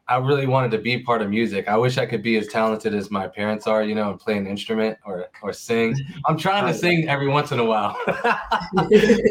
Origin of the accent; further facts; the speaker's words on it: Pittsburgh, Pennsylvania, United States; also born or lived in Maryland / Virginia; now in Hanover, United States; I'm from Pittsburgh, PA